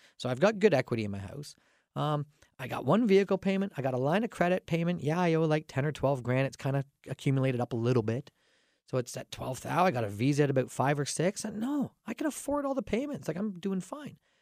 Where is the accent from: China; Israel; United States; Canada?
Canada; I'm Canadian